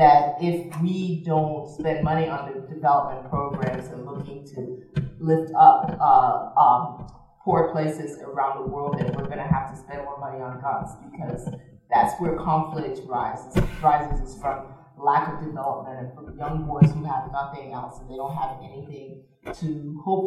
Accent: Liberia; now in United States; when I was growing up in Liberia

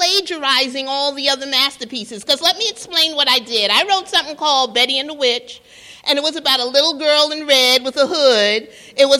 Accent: New York, United States; I'm from New York

